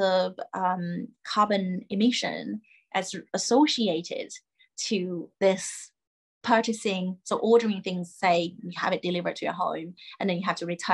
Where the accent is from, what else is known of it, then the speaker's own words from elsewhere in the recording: China; I grew up in China